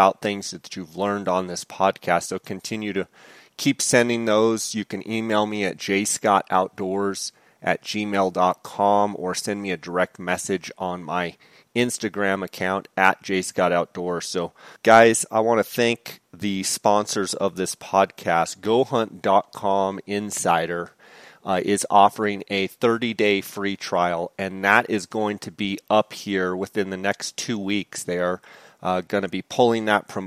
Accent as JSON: {"language": "English", "town": "Phoenix", "region": "Arizona", "country": "United States", "tie": "born or raised there", "said": "my hometown of Phoenix, Arizona"}